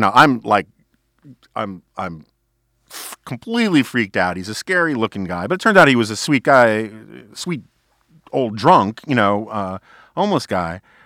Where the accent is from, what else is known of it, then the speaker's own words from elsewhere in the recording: New York City, New York, United States; growing up in New York City on the Upper West Side in the 1970s